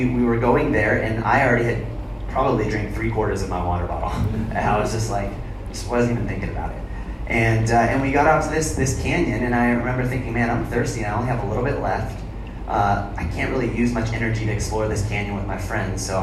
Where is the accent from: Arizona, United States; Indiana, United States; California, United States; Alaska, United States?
Arizona, United States; moved away; I'm from Arizona. I hail from the wilderness